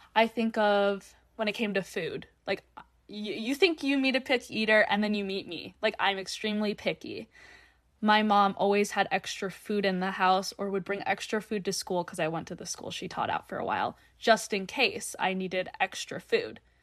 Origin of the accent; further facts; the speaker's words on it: North Dakota, United States; I'm North Dakota born and raised